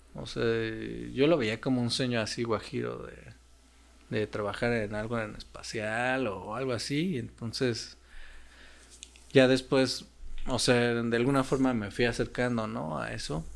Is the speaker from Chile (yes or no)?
no; Mexico; also born or lived in Russia; nosotros como mexicanos y otros países necesitamos visa para Rusia